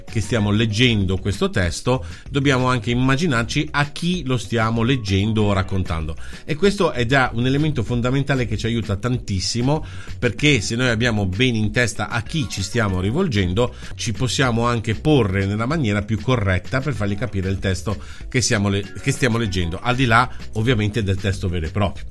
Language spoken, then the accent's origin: Italian; Liguria, Italy; accent: Ligurian; in Liguria eh, il nostro dialetto, la nostra parlantina, che è riconoscibile in tutto il mondo